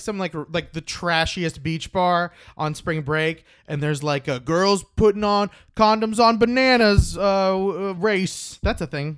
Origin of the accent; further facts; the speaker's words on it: Oklahoma, United States; I'm from Oklahoma